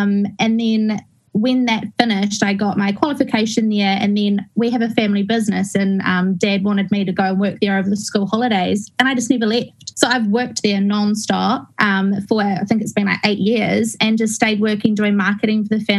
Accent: Christchurch, Canterbury, New Zealand; Okay, well, I grew up in Christchurch. I'm a Christchurch girl in a small little town called Brooklands, which is kind of out in the country.

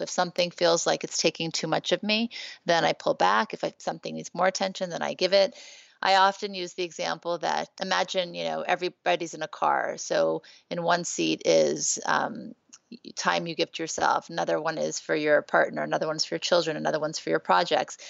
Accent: Beverly Hills, California, United States; also born or lived in Thibodaux, Louisiana / New Orleans, Louisiana; growing up in Beverly Hills

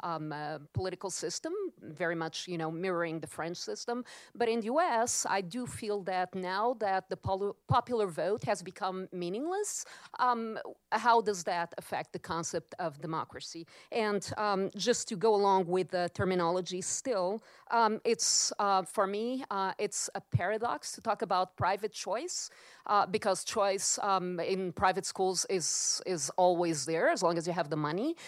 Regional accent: Lisbon, Portugal; now in United States; I'm originally from Lisbon, Portugal

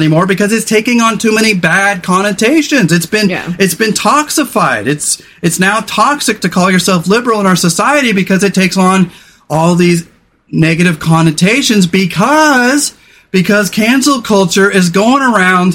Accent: California, United States; I was a guy from the 80s. I was a dude from California

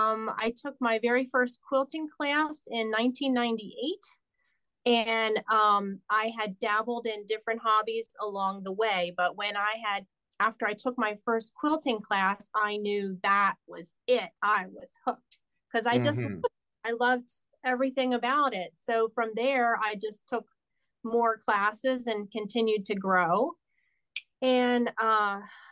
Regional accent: Wilkes-Barre, Pennsylvania, United States; also born or lived in Delaware; My hometown is Wilkes-Barre, Pennsylvania

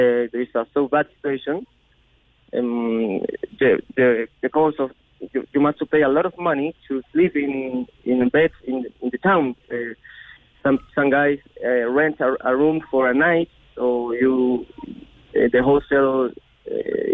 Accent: Chile; English is a second language; moved away as an adult; now in Cork, Ireland; I'm from Chile. I'm the guy that's from Chile

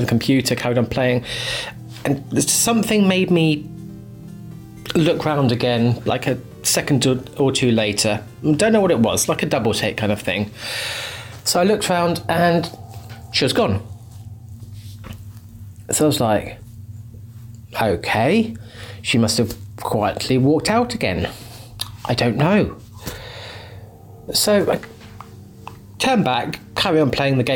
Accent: Hastings, South East England, United Kingdom; in my early years of secondary school in my hometown of Hastings

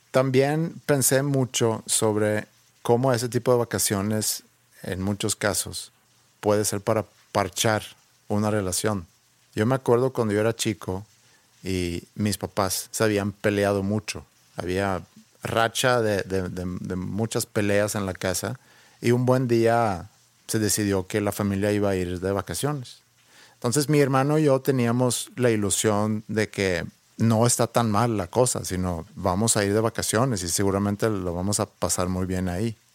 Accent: Sweden; moved away; yo crecí en Suecia

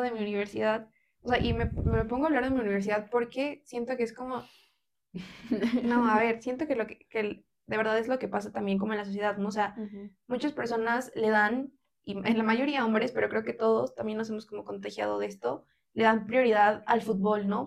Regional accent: Mexico; como mexicanos y mexicanas le damos mucha más prioridad

